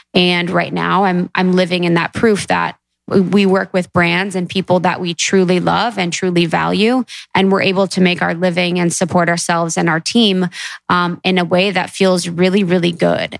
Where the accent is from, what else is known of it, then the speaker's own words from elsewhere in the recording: Midwest, United States; growing up in the Midwest